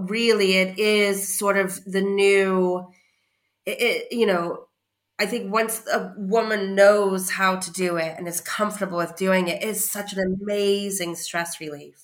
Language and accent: English; California, United States; now in United Kingdom; I'm from California